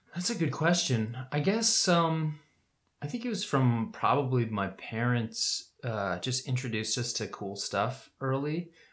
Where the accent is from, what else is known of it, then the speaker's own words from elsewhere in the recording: Winter Park, Florida, United States; also born or lived in New Orleans, Louisiana; I was born in New Orleans, and I moved to Florida when I was like two, I think, two years old. Moved to Winter Park, Florida